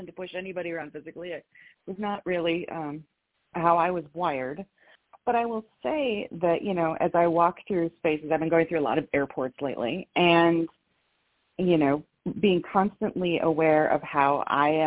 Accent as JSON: {"language": "English", "region": "Midwest", "country": "United States", "said": "as a Midwesterner"}